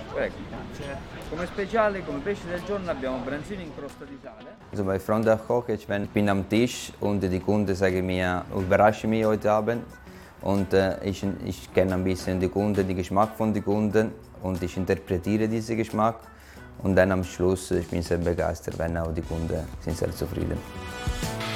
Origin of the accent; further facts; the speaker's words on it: Apulia, Italy; German is a second language; moved away as an adult; also born or lived in Vieste; now in Switzerland; Ich bin geboren in Apulia und habe ich auch die Fachschule auch in Vieste gemacht in Apulia. Äh, Im Alter 19 Jahre ich bin ich in die Schweiz gekommen